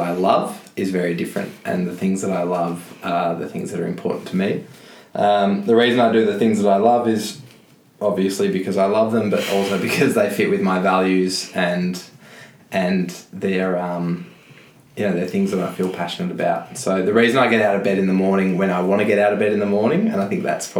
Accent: Mount Eliza, Victoria, Australia; Mount Eliza.

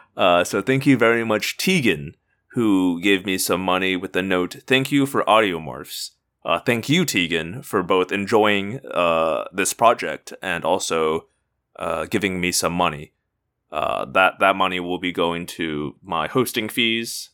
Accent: Indiana, United States; moved away; I'm originally from Indiana. We're called Hoosiers

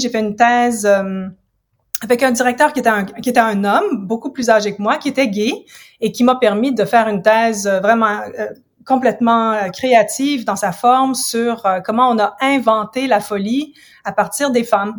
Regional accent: Ottawa, Ontario, Canada; moved away as an adult; also born or lived in United States / England; now in Montreal, Canada; je suis originaire d'Ottawa. En fait, je suis comme franco-ontarienne

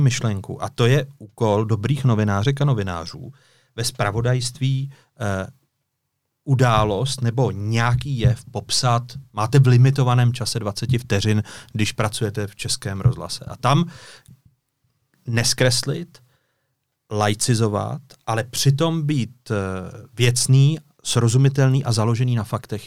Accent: Orlické Mountains, Hradec Králové Region, Czechia; jsem dubová palice z Orlických hor

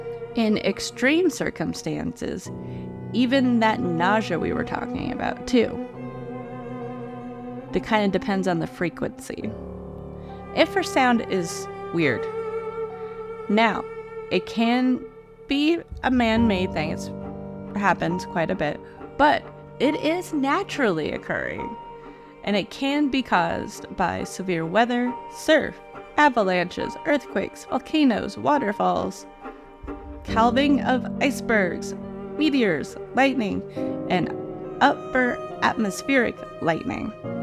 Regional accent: Cluj, Cluj County, Romania; being aroused by the research of certain recurrent spontaneous phenomena in a forest near my hometown of Cluj.

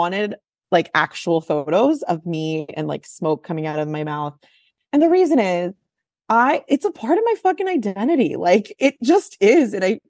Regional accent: San Francisco, California, United States; I grew up in San Francisco.

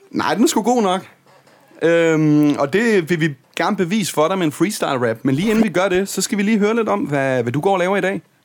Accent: Denmark; jeg er også jyde

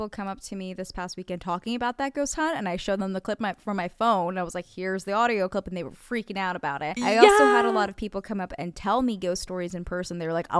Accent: New Jersey, United States; And I very much always will thank Weird NJ for giving me something to do, because also I was in a somewhat small town

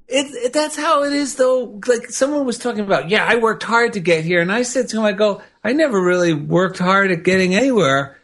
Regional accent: New Jersey, United States; now in Culver City, United States; a simple man from New Jersey

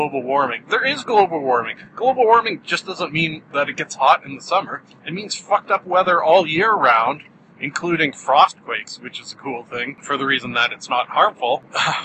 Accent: Canada; I'm Canadian

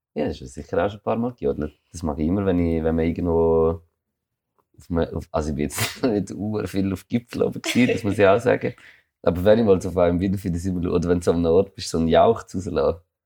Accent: near Toggenburg / Appenzell, Eastern Switzerland, Switzerland; ich komme noch aus der Ostschweiz, das ist so... Ich bin eigentlich so fast, fast am Fuß von Toggenburg gewohnt oder vom Appenzell

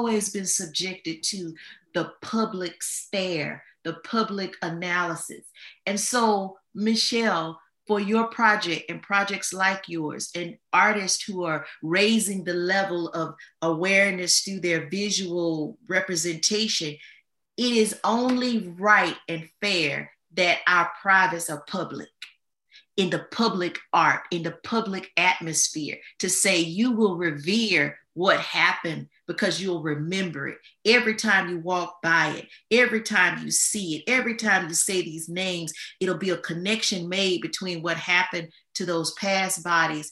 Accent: Louisiana, United States; I'm from Louisiana.

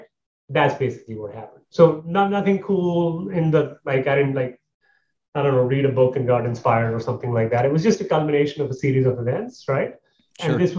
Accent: Canada; moved away; I moved from Canada, six, 7 years ago. The reason was because I'd met a girl, we got married, blah, blah, blah, blah, blah. And from there on, I basically, you know, I moved down here.

